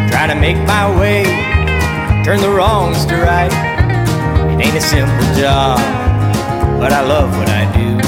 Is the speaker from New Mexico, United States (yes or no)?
no; California, United States; now in Texas, United States; I'm an American country music singer uh, from California, and I live currently in Texas.